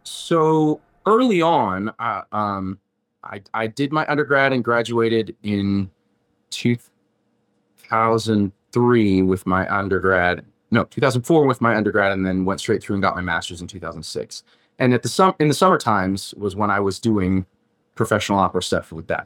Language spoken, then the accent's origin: English; Mesa, Arizona, United States; moved away as an adult; also born or lived in Scottsdale, Arizona; I grew up mostly around the Mesa Chandler area more than anywhere else